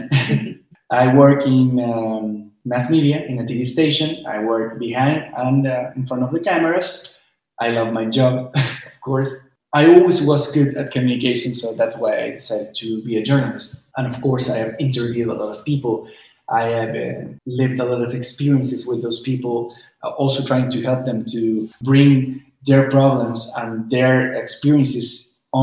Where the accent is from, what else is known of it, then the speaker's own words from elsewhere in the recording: Chile; we're from Chile. So we're going to be talking about the perspective of two Chileans living